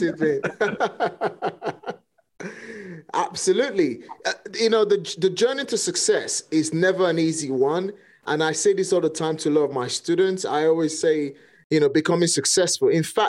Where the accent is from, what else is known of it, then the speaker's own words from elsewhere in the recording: Nigeria; accent: Nigerian; English is a second language; now in United Kingdom; English was not my first language. In fact, to even speak how I speak today, I had to get a property. I had to get a coach to teach me how to speak properly, eliminate most of the, you know, Nigerian pattern of speaking